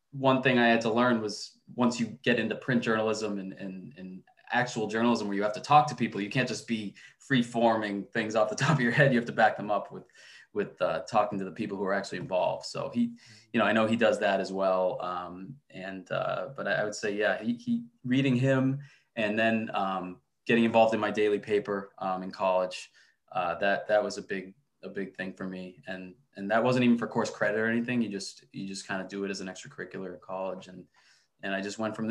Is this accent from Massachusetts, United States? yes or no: yes; Boston, Massachusetts, United States; we're all from Boston